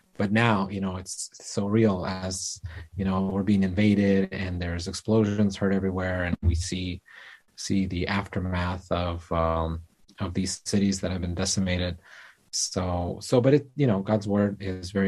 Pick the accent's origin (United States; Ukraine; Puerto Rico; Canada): Ukraine; Kyiv; I was born and raised in Kyiv, Ukraine